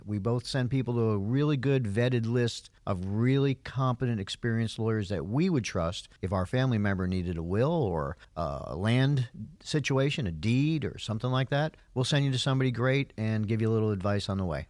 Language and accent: English; New York, United States; now in Georgia, United States; I grew up in New York